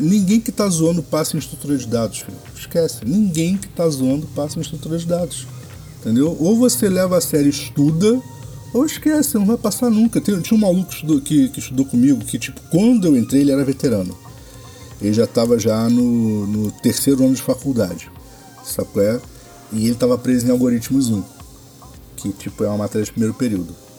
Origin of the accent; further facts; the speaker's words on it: Baixada Fluminense, Rio de Janeiro, Brazil; morei a vida toda na Baixada